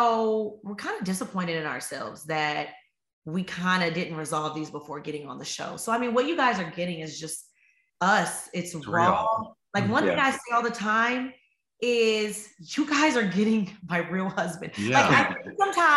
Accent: Chicago, Illinois, United States; I'm from Chicago

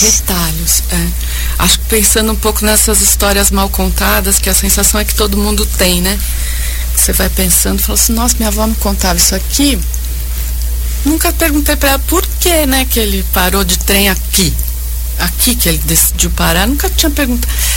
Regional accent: Bragança Paulista, São Paulo, Brazil; Eu venho de Bragança Paulista

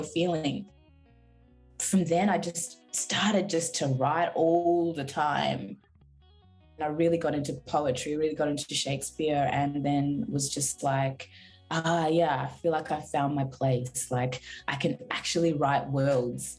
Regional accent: Frankston, Victoria, Australia; also born or lived in Zimbabwe; I grew up in Frankston

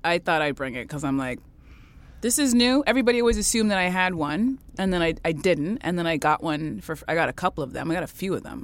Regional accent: Canada; I was born in Canada

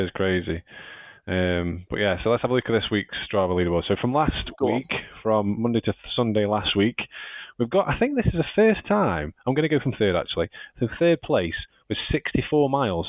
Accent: Stoke-on-Trent, West Midlands, United Kingdom; I'm from Stoke

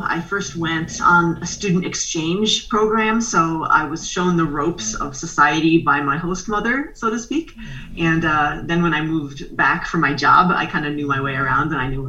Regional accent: Pennsylvania, United States; moved away as an adult; also born or lived in Japan; I grew up in Pennsylvania, a happy middle-class family.

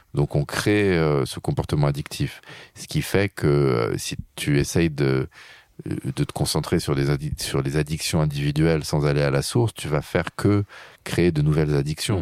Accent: France; je suis un Français

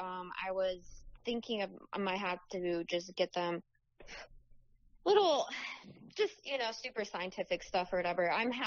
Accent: Arizona, United States; born or raised there; also born or lived in Wisconsin; now in California, United States

